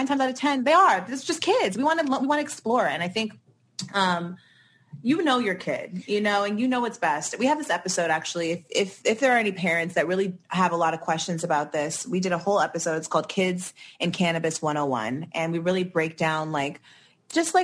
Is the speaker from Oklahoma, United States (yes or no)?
no; California, United States; growing up in California